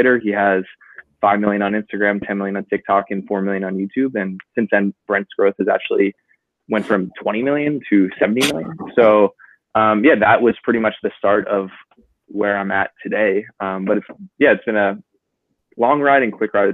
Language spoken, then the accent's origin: English; New Jersey, United States; I'm from New Jersey originally.